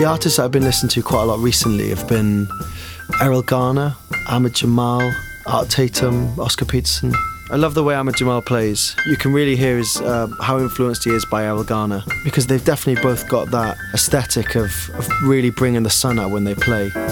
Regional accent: Neath, Wales, United Kingdom; moved away as an adult; now in London, United Kingdom; I grew up in Neath in Wales

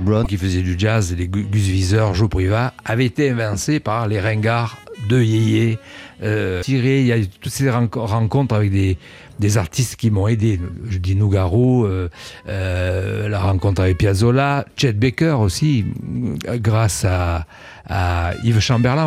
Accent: Cannes, Provence-Alpes-Côte d'Azur, France; moved away as an adult; also born or lived in Paris; now in Nice, France; je suis né à Cannes, euh, mais j'ai vécu 20 ans euh, dans la région. Et je suis monté à Paris à partir des années 70

